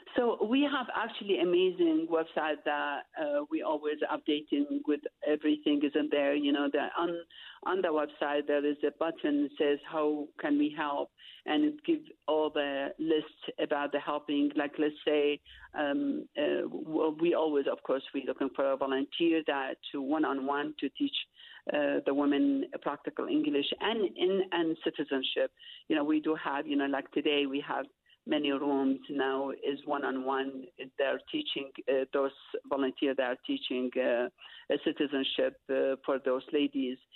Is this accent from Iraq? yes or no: yes; Iraq; English is a second language; moved away as an adult; now in Utah, United States; I'm from Iraq